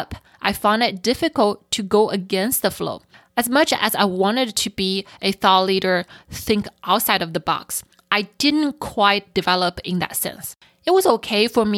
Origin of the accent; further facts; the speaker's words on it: Shanghai, China; moved away; I grew up in Shanghai